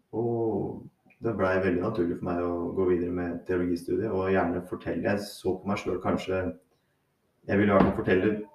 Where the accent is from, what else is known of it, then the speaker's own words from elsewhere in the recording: Hurdal, Akershus, Norway; also born or lived in Harstad; jeg vokste opp i Hurdal